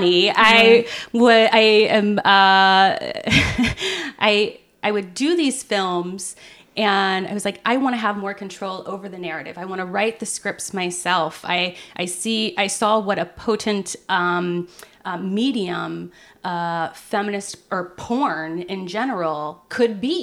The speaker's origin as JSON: {"language": "English", "town": "Loveland", "region": "Ohio", "country": "United States", "tie": "born or raised there", "said": "I grew up in Southern Ohio, and it was a rather sex negative environment, despite the fact that it was Loveland, Ohio"}